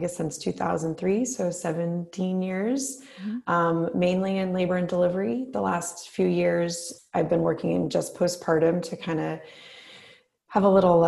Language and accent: English; East Coast, United States; moved away as an adult; also born or lived in California / New Orleans; now in Bay Area, United States; I'm from the East Coast originally, but I've been out in the Bay Area, I guess since 2006